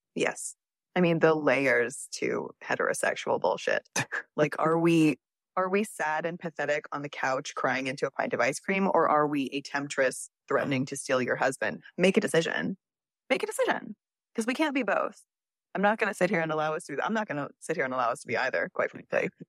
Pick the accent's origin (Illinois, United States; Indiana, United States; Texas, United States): Texas, United States; I'm from Texas